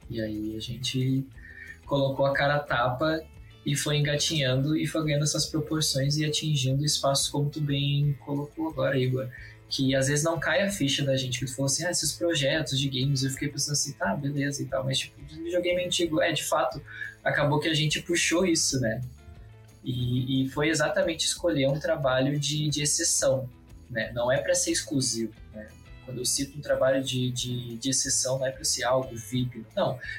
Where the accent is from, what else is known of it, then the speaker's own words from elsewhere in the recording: Rio Grande, Rio Grande do Sul, Brazil; moved away as an adult; now in Santa Maria, Brazil; eu sou natural de Rio Grande, né? Vivi minha vida toda lá, fiz a graduação uh, ah, de História Bacharelado, né? uns quatro anos lá. E em 2020 eu vim para Santa Maria